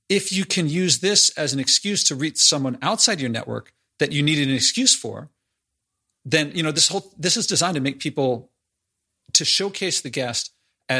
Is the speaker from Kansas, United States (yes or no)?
no; Philadelphia, Pennsylvania, United States; I'm from Philadelphia.